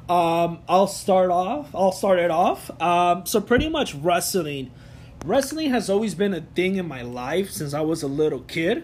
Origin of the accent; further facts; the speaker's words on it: Chicago, Illinois, United States; also born or lived in Mexico City, Mexico; I was born in the Lucha Libre world, Mexico City. But I was raised in Chicago my whole life